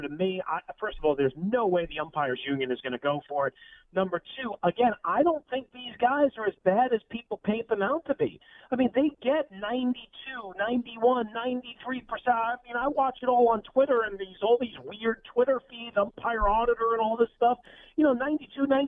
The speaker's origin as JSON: {"language": "English", "region": "New York", "country": "United States", "tie": "born or raised there", "said": "growing up in New York"}